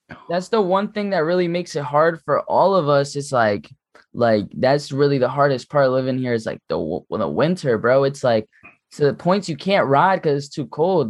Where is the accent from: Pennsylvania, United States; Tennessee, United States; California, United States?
Pennsylvania, United States; Philadelphia; I'm from Philly